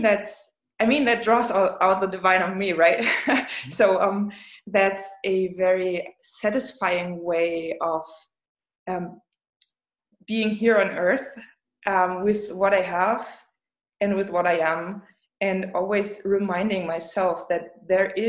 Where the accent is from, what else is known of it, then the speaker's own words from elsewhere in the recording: Rostock, Mecklenburg-Vorpommern, Germany; English is a second language; now in Leipzig, Germany; I am from the Baltic Sea, but it's Germany.